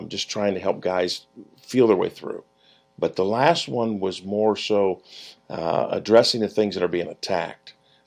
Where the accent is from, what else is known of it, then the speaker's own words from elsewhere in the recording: Mansfield, Ohio, United States; my hometown, Mansfield, Ohio.